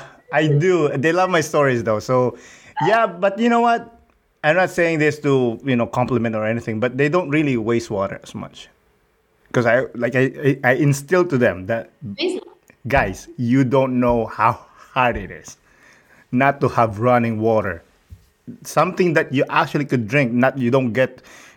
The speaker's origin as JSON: {"language": "English", "region": "Rizal", "country": "Philippines", "tie": "born or raised there", "moved": "yes", "said": "I grew up in Rizal, close to Manila, about 2 hours, let's say. But I grew up poor, so we didn't have running water."}